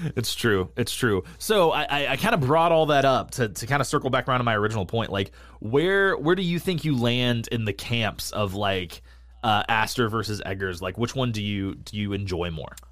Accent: New England, United States; I grew up in New England

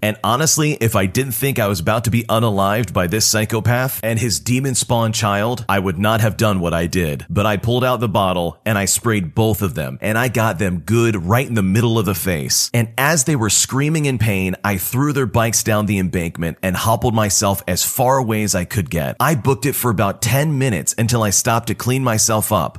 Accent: Toronto, Ontario, Canada; I'm from Toronto

